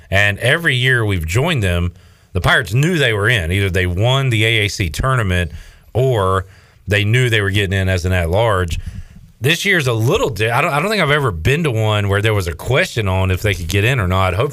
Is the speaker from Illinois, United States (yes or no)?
yes; just outside of Chicago, Illinois, United States; moved away; Uh, just outside of Chicago.